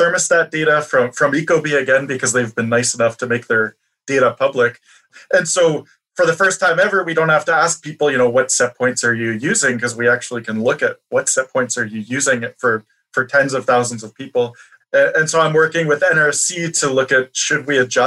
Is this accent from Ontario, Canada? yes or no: yes; Toronto, Ontario, Canada; my hometown of Toronto